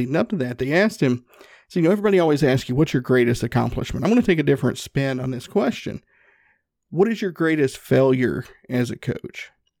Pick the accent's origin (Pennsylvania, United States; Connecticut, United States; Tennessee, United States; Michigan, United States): Tennessee, United States; Northeast; I'm from Northeast Tennessee. We call them Papaws.